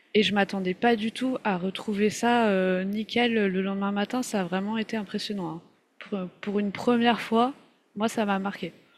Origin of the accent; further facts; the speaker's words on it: France; accent: French; ça s'entend qu'on est français, avec notre superbe accent